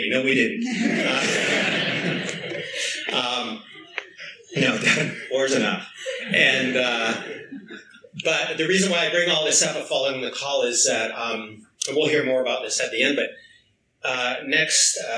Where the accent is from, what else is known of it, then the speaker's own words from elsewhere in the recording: British Columbia, Canada; Uh, I'm originally from Vancouver Island.